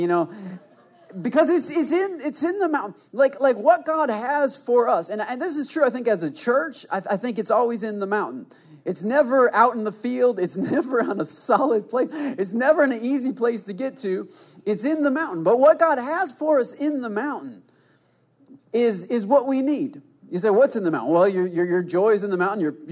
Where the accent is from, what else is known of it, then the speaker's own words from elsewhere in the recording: Michigan, United States; I did the side hug because I'm from Michigan. That's what we